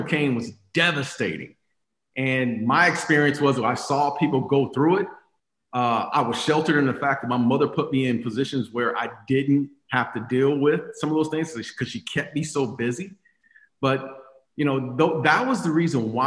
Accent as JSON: {"language": "English", "town": "Phoenix", "region": "Arizona", "country": "United States", "tie": "born or raised there", "said": "I grew up in Phoenix, Arizona, on the west side of Phoenix, born and raised"}